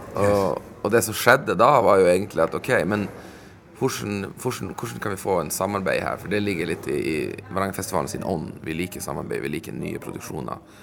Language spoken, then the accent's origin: Norwegian; Sweden; moved away as an adult; also born or lived in Stockholm, Sweden / Umeå, Sweden; now in Vadsø, Norway; jeg er jo sjøl innvandrer fra Sverige